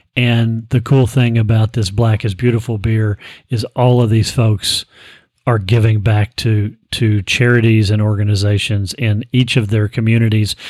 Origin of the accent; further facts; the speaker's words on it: Frankfort, Kentucky, United States; I grew up in Frankfort, Kentucky